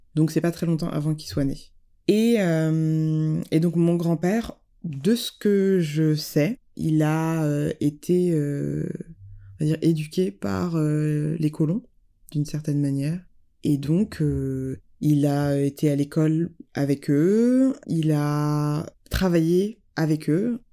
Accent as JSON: {"language": "French", "country": "France", "tie": "born or raised there", "said": "je suis née en France"}